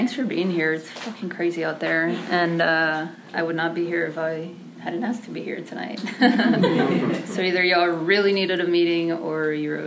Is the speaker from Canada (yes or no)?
no; McAllen, Texas, United States; also born or lived in Mexico; She raised us on a waitress salary in South Texas, in McAllen